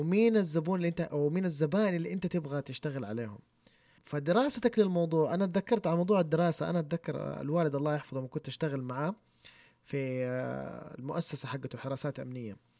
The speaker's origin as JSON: {"language": "Arabic", "country": "Saudi Arabia", "said": "عندنا في السعوديه"}